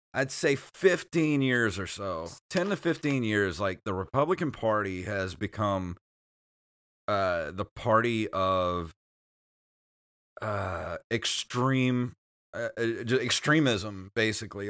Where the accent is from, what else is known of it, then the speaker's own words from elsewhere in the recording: Mississippi Gulf Coast, United States; we're from Mississippi, if you don't know that, eh, but we live on the Gulf Coast